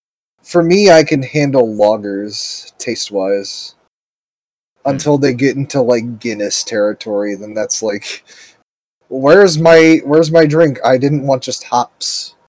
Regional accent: United States

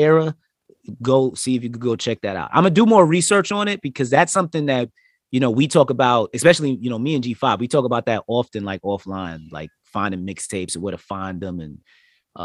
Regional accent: New York, United States; we're all from New York

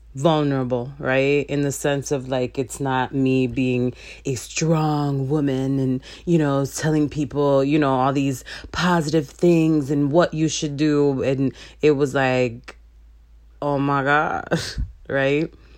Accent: Chicago, Illinois, United States; I was born and raised in Chicago

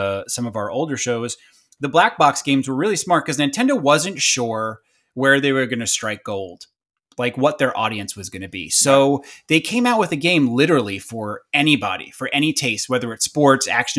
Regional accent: Long Island, New York, United States; growing up on Long Island

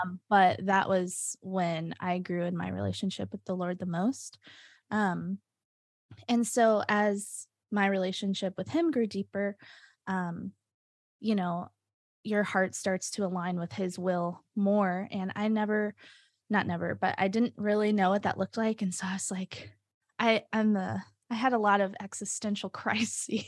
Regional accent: Nashville, Tennessee, United States; moved away as an adult; also born or lived in Binghamton, New York; now in Rochester, United States; I'm originally from Nashville, Tennessee.

